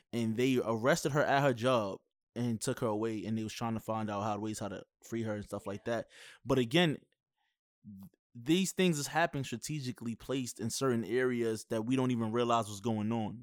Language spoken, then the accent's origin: English; New York, United States; I'm from New York